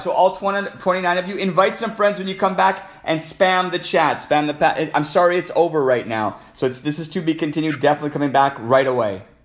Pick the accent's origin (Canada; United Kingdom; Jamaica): Canada; Alberta; I'm a Canadian, so je parle en français. I'm from Alberta.